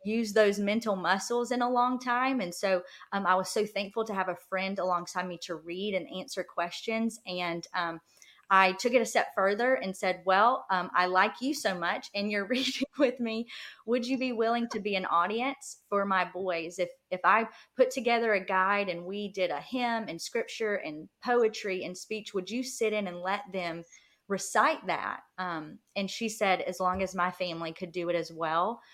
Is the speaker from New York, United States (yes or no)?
no; rural South Georgia, United States; moved away as an adult; we live in rural South Georgia. So we actually just moved back um, two years ago now. I guess it's been two years now, and um, to my hometown